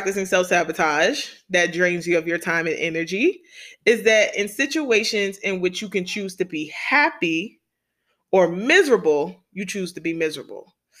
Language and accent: English; New York City, New York, United States; I'm from New York City. I come from the hood.